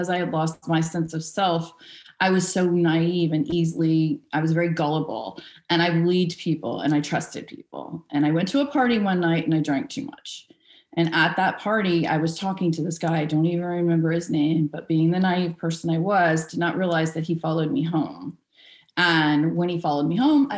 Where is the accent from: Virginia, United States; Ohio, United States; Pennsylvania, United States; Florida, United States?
Florida, United States; Vero Beach; I was born in Vero Beach, Florida. Yeah, Zero Vero. There wasn't really much going on there, but it's where I was born. I lived there until I got out of high school